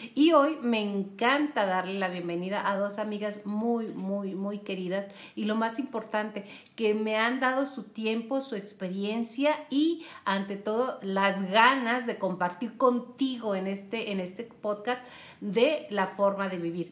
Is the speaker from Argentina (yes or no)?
no; Mexico; somos mexicanos, a mucha honra y que además estamos transmitiendo desde aquí, desde Chihuahua, Chihuahua